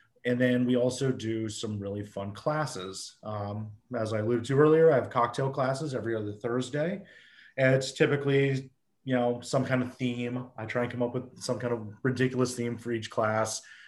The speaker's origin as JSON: {"language": "English", "region": "New England", "country": "United States", "said": "let's throw some rose hips in it because I'm from New England. And we used to make rose hip jams."}